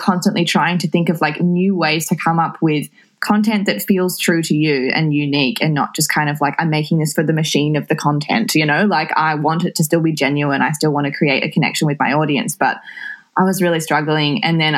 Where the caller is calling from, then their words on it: Melbourne, Victoria, Australia; I am in Coburg, in Melbourne, in lockdown.